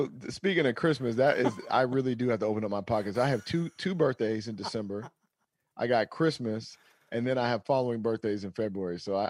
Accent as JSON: {"language": "English", "region": "Pacific Northwest", "country": "United States", "said": "I'm from the Pacific Northwest, so I grew up with him."}